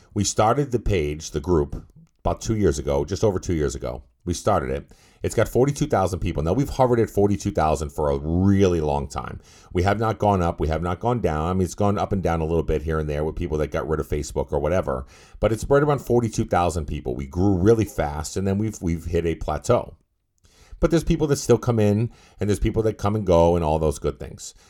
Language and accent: English; Massachusetts, United States; I'm from Massachusetts